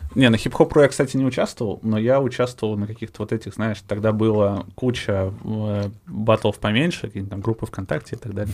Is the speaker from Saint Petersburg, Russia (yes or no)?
no; Kireyevsk, Tula Oblast, Russia; moved away; я родом из Кириевска, Тульской области